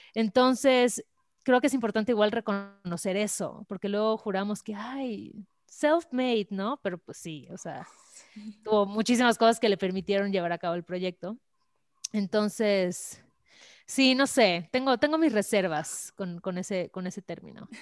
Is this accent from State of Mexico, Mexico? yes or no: no; Mérida, Yucatán, Mexico; moved away as an adult; now in Mexico City, Mexico; soy de Mérida